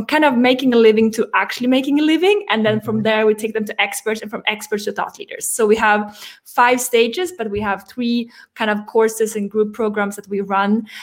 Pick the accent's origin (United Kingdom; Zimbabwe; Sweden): Sweden; moved away as an adult; also born or lived in France; I grew up in Sweden, moved to France when I was 21